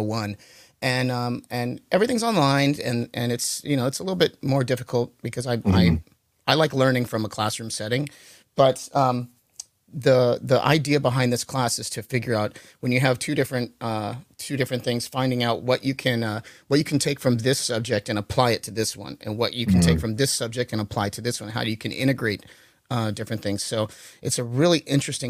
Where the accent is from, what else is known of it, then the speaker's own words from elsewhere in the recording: California, United States; we're from California.